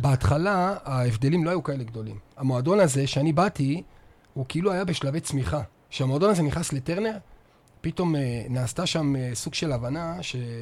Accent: Northern Israel, Israel; moved away as an adult; now in Beersheba, Israel; אני צפוני מדי, אז לא היה לי ספק בכלל שהייתי נשאר לגור פה כל החיים

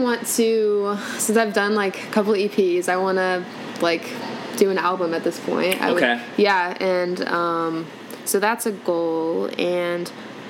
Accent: Indiana, United States; born or raised there; moved away as an adult; also born or lived in Atlanta / Tennessee

